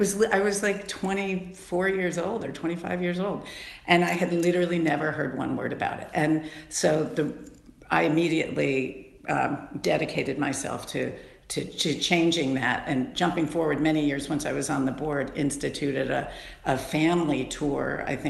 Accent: Cleveland, Ohio, United States; also born or lived in Australia; I was born in Australia, but we are from Cleveland.

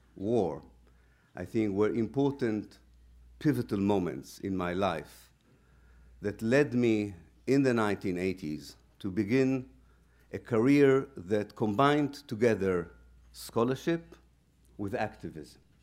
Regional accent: Haifa, Haifa District, Israel; moved away; also born or lived in Exeter, United Kingdom; I was born in Israel in 1954.

